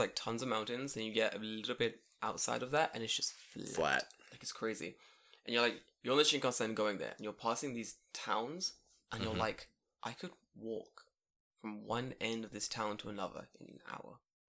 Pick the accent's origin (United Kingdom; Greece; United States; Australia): United Kingdom; London; The girl, like, found out I was from London.